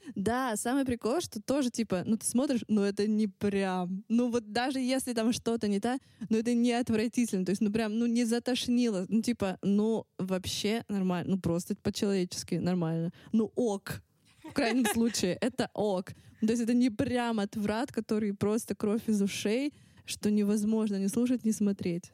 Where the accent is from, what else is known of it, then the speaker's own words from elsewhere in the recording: Russia; accent: Russian accent (in English); мой русский акцент